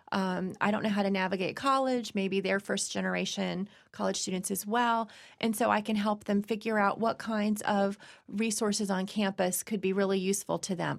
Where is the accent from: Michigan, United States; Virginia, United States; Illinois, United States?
Virginia, United States; moved away; I was born in Virginia